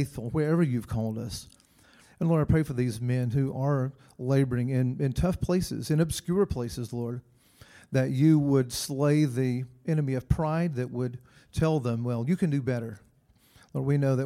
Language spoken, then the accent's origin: English; Blairsville, Georgia, United States; now in Louisville, United States; I'm from Blairsville, Georgia